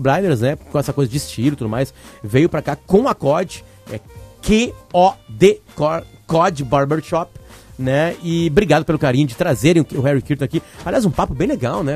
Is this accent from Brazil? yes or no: no; Uruguay; sou uruguaio